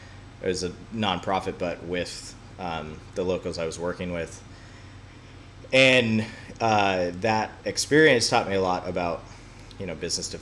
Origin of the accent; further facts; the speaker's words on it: Indiana, United States; moved away as an adult; now in North Carolina, United States; Yeah. So I'm from the Midwest. I grew up in Indiana, which is a flyover state, as I like to call it. There's a lot of corn and it's flat. It was a wonderful place to grow up, but I went to school there